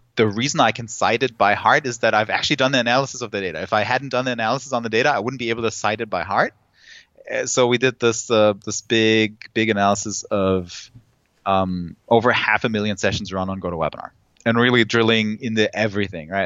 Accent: Germany; I'm from Germany

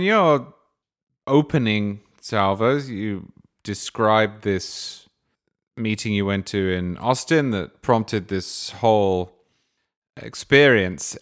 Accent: England, United Kingdom; I grew up in England.

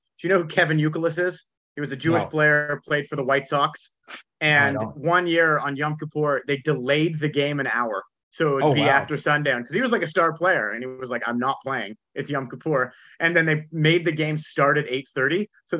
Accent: Toronto, Ontario, Canada; I'm from Toronto

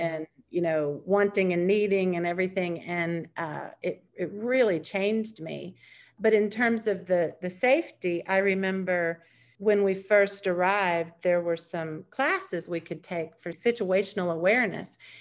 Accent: United States; as an American, I would say being an American has been the best and the worst thing

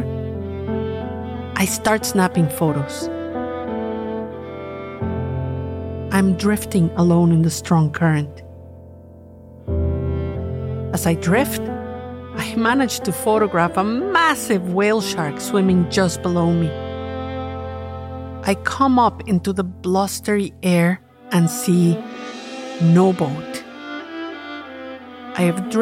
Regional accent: Cuernavaca, Morelos, Mexico; My hometown of Cuernavaca, Mexico

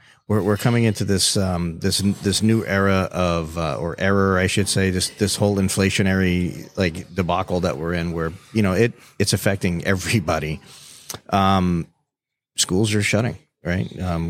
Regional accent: North Miami, Florida, United States; I was born in the North Miami General Hospital

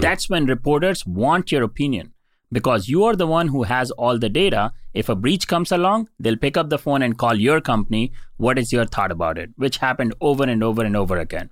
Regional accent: India; moved away as an adult; I was born and raised in India

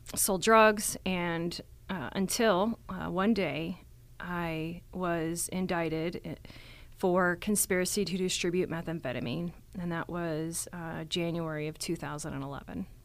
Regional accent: Texas, United States; now in Colorado, United States; I was born here in Colorado, but I was raised in Texas

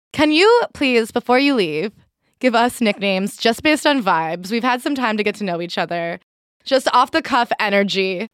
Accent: Hoboken, New Jersey, United States; now in Brooklyn, United States; I live in Brooklyn. I'm from Hoboken

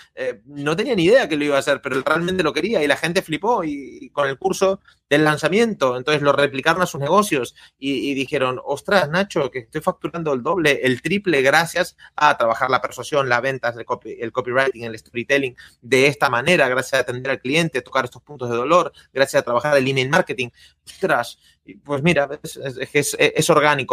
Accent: Argentina; soy argentino

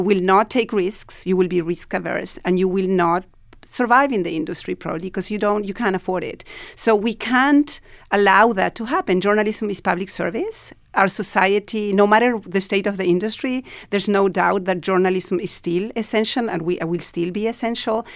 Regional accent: Argentina; moved away as an adult; now in New York, United States; I'm originally from Argentina and, uh, I was living here

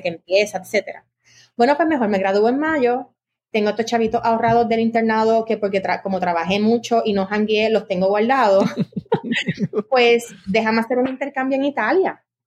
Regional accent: San Juan, Puerto Rico; yo soy boricua, de padres boricuas

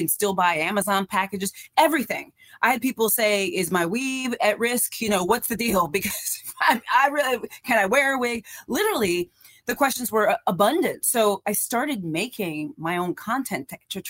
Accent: Iowa, United States; I was born and raised in Iowa

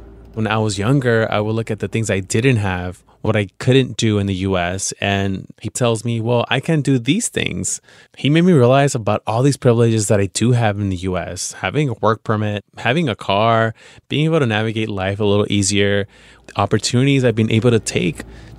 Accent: Veracruz, Mexico; now in Los Angeles, United States; And I'm like, well, I'm from Veracruz, pero vivo en Los Angeles.

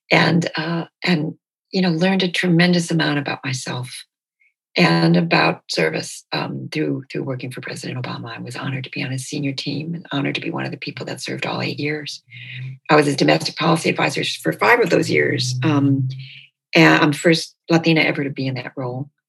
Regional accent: Detroit, Michigan, United States; born there; It never occurred to me that I was born in Detroit. It never occurred to me that my family and I were anything but Americans with this Bolivian heritage.

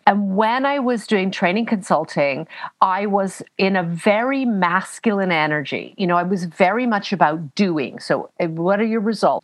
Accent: Canada; now in United Kingdom; I'm Canadian, but I live in the UK.

